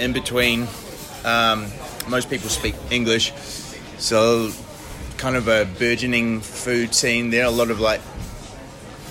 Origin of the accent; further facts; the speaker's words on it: Hamilton, Waikato, New Zealand; moved away as an adult; also born or lived in Wellington, New Zealand / Netherlands; now in Australia; I come from Hamilton originally